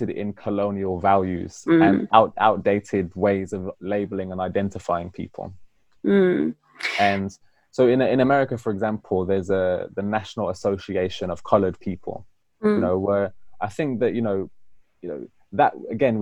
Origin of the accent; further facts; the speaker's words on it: United Kingdom; I'm British Afro-Caribbean, meaning that I live in Britain and I'm of African-Caribbean heritage.